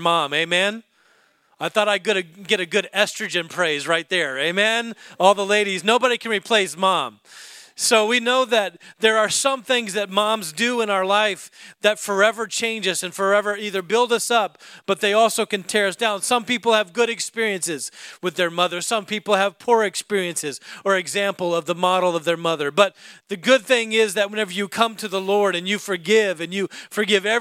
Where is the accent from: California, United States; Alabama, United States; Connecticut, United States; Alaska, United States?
Alaska, United States; I was raised in Alaska